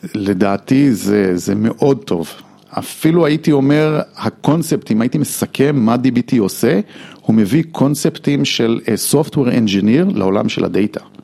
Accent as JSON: {"language": "Hebrew", "country": "United States", "second_language": "Hebrew", "moved": "yes", "lives_now": "Israel", "said": "אני אה, אמריקאי"}